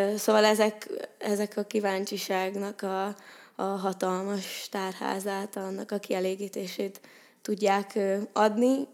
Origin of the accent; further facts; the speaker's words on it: Székesfehérvár, Fejér, Hungary; moved away as an adult; now in Pécs, Hungary; én Székesfehérvárról jöttem ide 2018-ban, most vagyok egyébként negyedéves, és én Székesfehérváron egy 8 osztályos gimnáziumba jártam